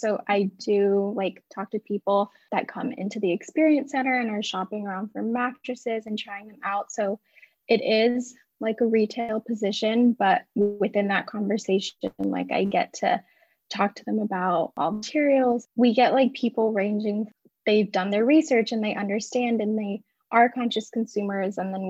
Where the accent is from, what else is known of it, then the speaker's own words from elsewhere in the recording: San Diego, California, United States; Yeah, I'm calling in from San Diego, California. I was born and raised here, but I left for college, so I just moved back for the position that I'm